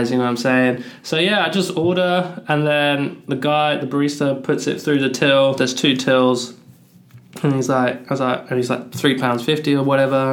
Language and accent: English; Cambridge, East of England, United Kingdom; now in Australia; I'm from Cambridge, the ends. Big up Cambridge.